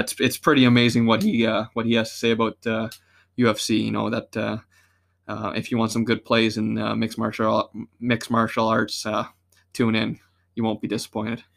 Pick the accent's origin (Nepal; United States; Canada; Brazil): Canada; us being Canadian